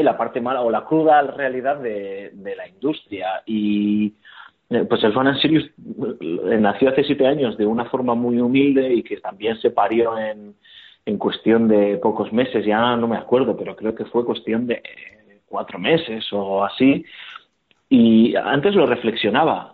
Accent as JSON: {"language": "Spanish", "town": "Bilbao", "region": "Basque Country", "country": "Spain", "said": "como somos de Bilbao, por lo menos yo soy de Bilbao"}